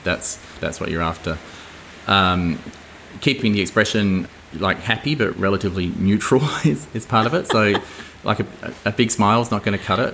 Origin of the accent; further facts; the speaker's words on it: Adelaide Hills, South Australia, Australia; where I grew up in Adelaide Hills